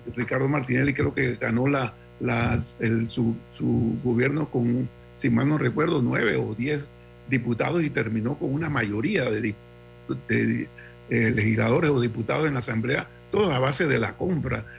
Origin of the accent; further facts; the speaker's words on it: Panama; como panameños